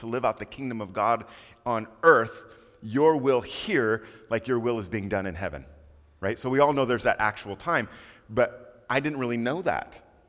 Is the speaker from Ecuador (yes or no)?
yes; Quito, Pichincha, Ecuador; also born or lived in Panama / Costa Rica; My parents were missionaries, and I grew up in Quito, Ecuador, South America. And we went there when I was 3 years old